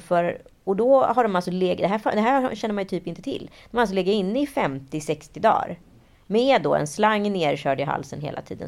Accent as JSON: {"language": "Swedish", "town": "Stockholm", "region": "Stockholm County", "country": "Sweden", "said": "jag var från Stockholm, att jag var från Sverige"}